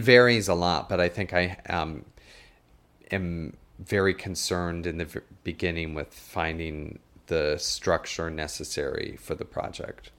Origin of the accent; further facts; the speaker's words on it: South Dakota, United States; moved away as an adult; also born or lived in Westchester; now in New York, United States; growing up in South Dakota